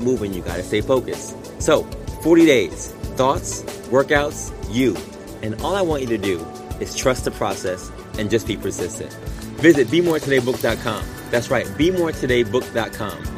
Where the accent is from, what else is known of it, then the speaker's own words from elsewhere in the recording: New York, United States; I was from New York